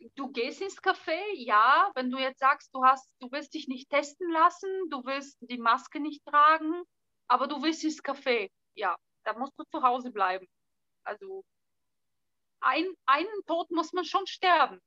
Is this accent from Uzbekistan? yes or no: no; Southern Bulgaria, Bulgaria; first language Bulgarian; German is a second language; now in Berlin, Germany; ich komme aus Südbulgarien, bei uns ist Mittelmeerklima